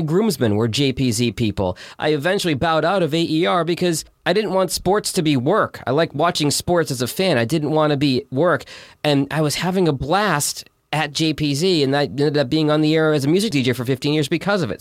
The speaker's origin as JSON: {"language": "English", "town": "Boston", "region": "Massachusetts", "country": "United States", "tie": "born or raised there", "moved": "yes", "said": "I grew up in Boston"}